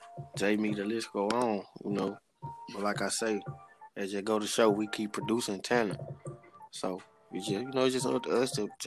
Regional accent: Shreveport, Louisiana, United States; With Shreveport, man, the city really just turned. Like Shreveport, as far as I can remember, just always been turned, you know.

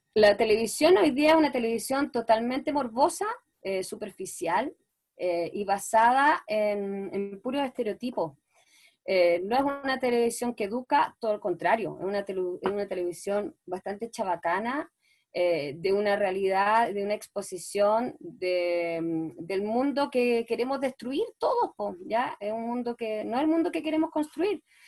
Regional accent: Chile; soy una cara chilena de, la chilena popular

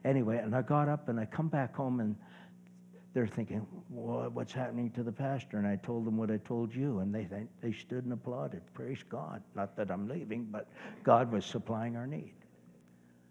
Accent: Brampton, Ontario, Canada; also born or lived in Nova Scotia; now in Georgetown, Canada; Brampton's my hometown

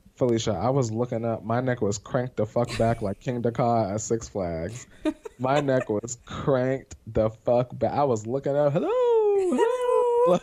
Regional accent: Pennsylvania, United States; moved away; I'm from Pennsylvania

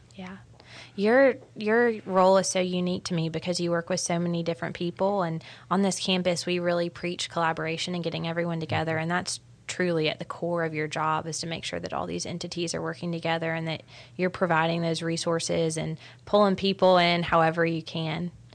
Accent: Augusta, Georgia, United States; I grew up in Augusta.

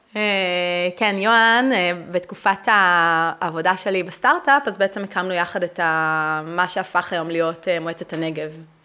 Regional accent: Netanya, Central District, Israel; moved away as an adult; now in Beersheba, Israel; אני גדלתי בנתניה

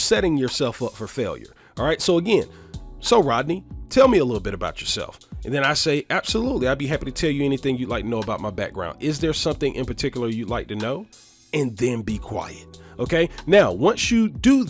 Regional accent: Atlanta, Georgia, United States; I was born and raised here in Atlanta, Georgia.

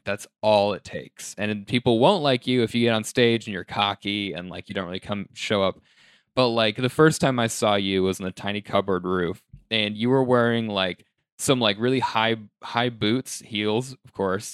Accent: Colorado, United States; my hometown in Colorado is very predominantly white

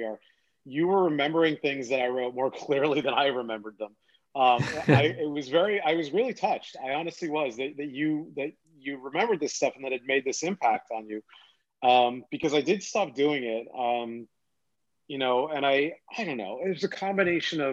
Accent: United States; I grew up right near New York City.

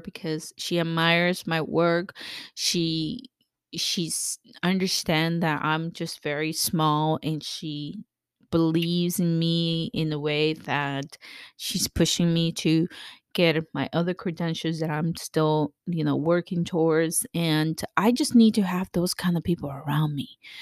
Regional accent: El Salvador; moved away; I'm from, I was born in El Salvador

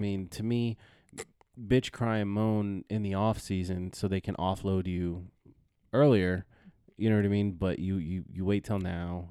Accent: California, United States; friend's kid I grew up with in California

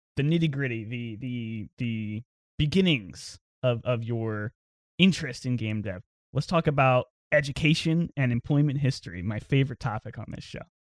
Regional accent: New Bern, North Carolina, United States; moved away as an adult; also born or lived in Los Angeles; now in Raleigh, United States; I'm from Newbern, which is, like, a small, very little small town, about an hour from Greenville

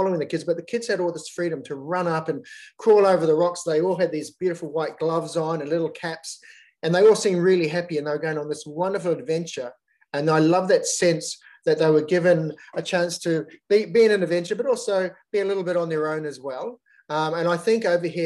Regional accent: New Zealand; moved away as an adult; now in Australia; Growing up in New Zealand, there's such a big outdoors culture

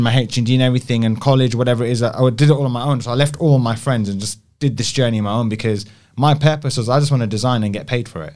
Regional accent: London, United Kingdom; an Indian, Indian boy, growing up in South Hall

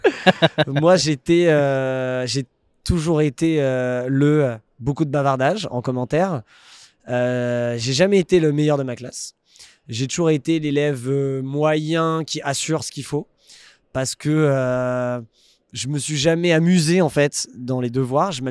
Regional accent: Paris, Île-de-France, France; born there; also born or lived in Puteaux, France; Je suis né à Paris. 7-5. 7-5.

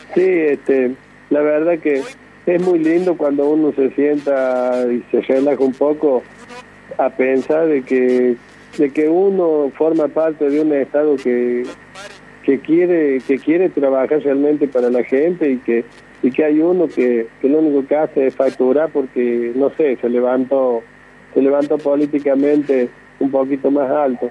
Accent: Córdoba, Argentina; aquí nací yo en la Villa La Lonja y bueno, hasta el día de hoy pienso estar acá eternamente

